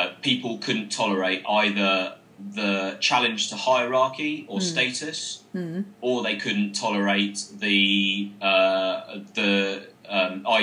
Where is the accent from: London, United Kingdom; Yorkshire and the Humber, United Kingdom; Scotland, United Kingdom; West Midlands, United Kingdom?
London, United Kingdom; Croydon; also born or lived in Kenya; I grew up in Croydon, in Shirley originally, and then in Croydon.